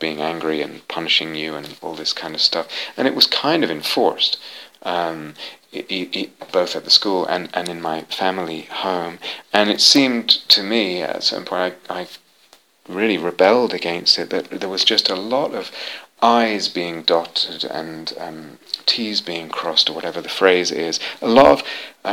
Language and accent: English; London, United Kingdom; I was raised in London, had an Orthodox Jewish upbringing